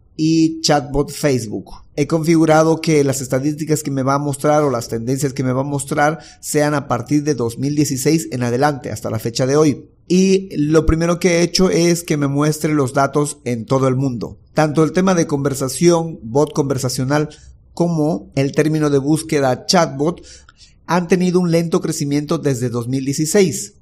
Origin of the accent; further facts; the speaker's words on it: Bolivia; Soy de Bolivia